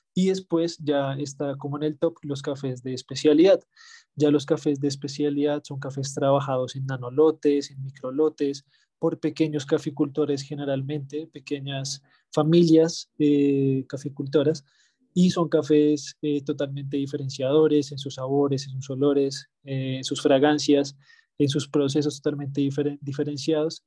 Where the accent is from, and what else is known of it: Colombia